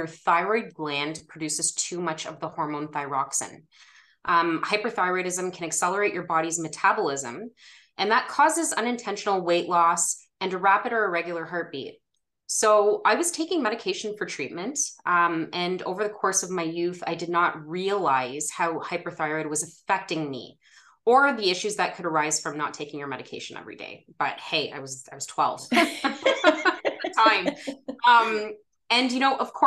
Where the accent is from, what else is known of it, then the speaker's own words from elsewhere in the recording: Ottawa, Ontario, Canada; I was born and raised in Ottawa, Ontario, and I still live here